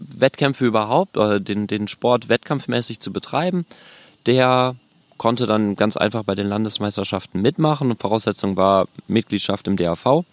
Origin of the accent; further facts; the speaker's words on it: North Rhine-Westphalia, Germany; moved away as an adult; now in Berlin, Germany; gebürtig bin ich aus NRW